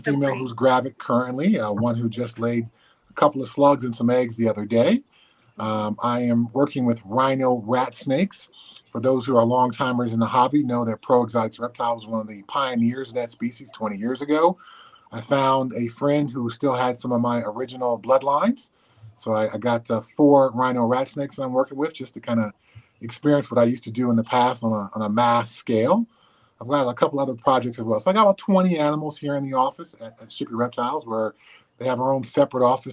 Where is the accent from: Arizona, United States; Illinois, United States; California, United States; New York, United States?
California, United States; Southern; I grew up in Southern California, so I caught snakes and frogs and lizards in my backyard